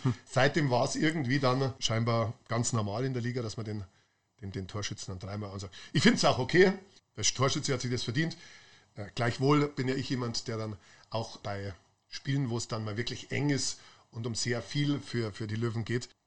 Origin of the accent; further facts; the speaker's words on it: Munich, Bavaria, Germany; meiner Jugend in Schwabing, wir sind, also ich wirklich ein ganz kleiner Bub war, wahrscheinlich erste Klasse oder so, wir sind äh, immer von Schwabing, wo ich gewohnt habe, mit den Klapperadeln zum englischen Garten.